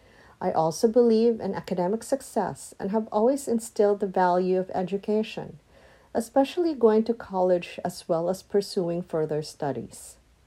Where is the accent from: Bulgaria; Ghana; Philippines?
Philippines; moved away as an adult; now in United States; my personal experience as a child growing up in the Philippines.